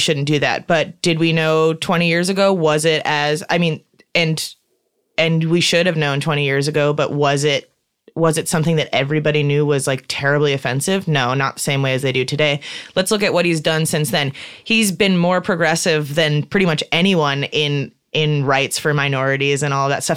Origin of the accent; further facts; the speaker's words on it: Chicago, Illinois, United States; moved away as an adult; I'm from Chicago and I grew up in a, in a very liberal, open, welcoming family. And so that's what I thought Chicago was